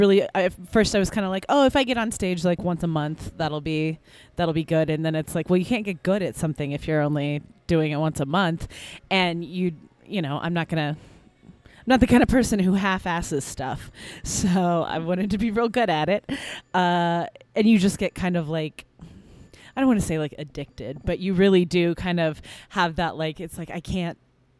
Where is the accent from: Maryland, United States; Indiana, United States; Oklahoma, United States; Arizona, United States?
Indiana, United States; Indianapolis; So I'm from Indianapolis, which is about an hour north of Bloomington, where we're holding this festival.